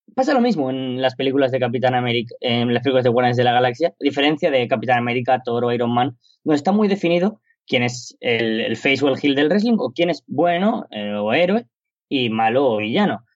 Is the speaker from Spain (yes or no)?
yes; Spain; en mi país, en España